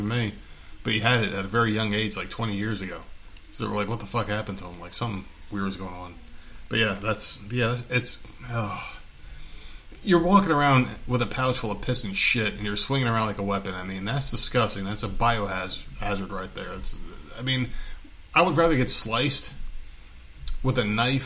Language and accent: English; New Jersey, United States; accent: Jersey; My fucking Jersey accent came out